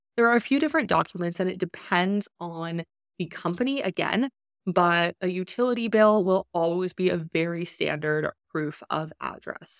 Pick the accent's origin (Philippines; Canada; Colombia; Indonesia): Canada; moved away as an adult; I was born in Canada, and because of that, I was default a Canadian resident. I lived there